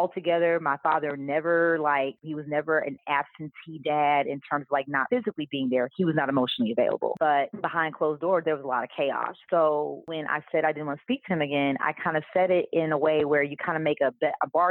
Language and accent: English; Kansas City, Missouri, United States; I am from Kansas City, Missouri, KC